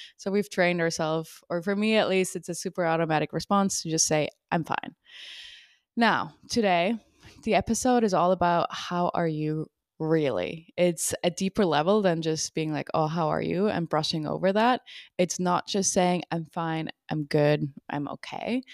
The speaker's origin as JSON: {"language": "English", "country": "Switzerland", "moved": "yes", "lives_now": "United States", "said": "I'm from Switzerland, and when I came over to the U S"}